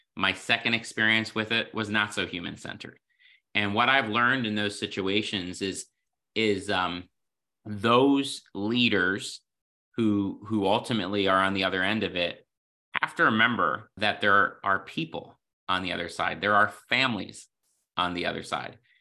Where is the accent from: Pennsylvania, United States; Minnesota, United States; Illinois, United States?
Pennsylvania, United States; the Poconos; I grew up in the Poconos